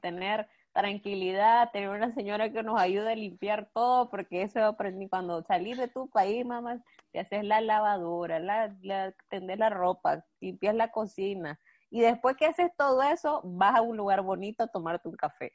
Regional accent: Nicaragua; moved away as an adult; now in Spain; yo amo mi país y soy nicaragüense

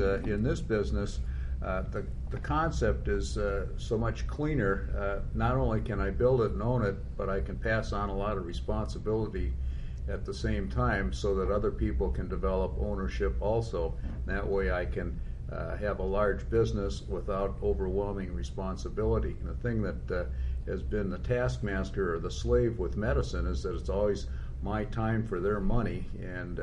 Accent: Minnesota, United States; I'm a Minnesotan

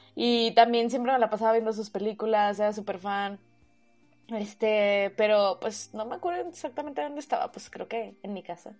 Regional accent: Mexico

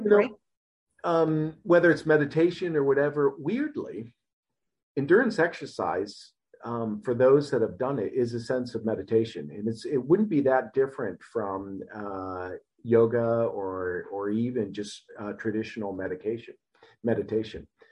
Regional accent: Ohio, United States; I was born and raised in Ohio. Uh, in the United States.

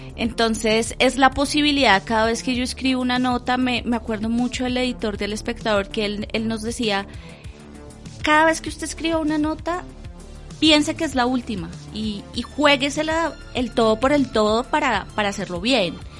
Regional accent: Bogotá, Colombia; yo nací aquí en Bogotá

